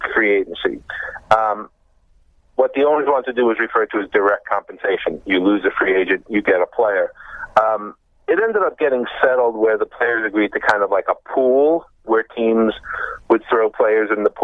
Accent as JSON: {"language": "English", "town": "New York City", "region": "New York", "country": "United States", "tie": "born or raised there", "also_born_or_lived": "Chicago", "moved": "as an adult", "lives_now": "Cooperstown, United States", "said": "I grew up in Brooklyn and Long Island"}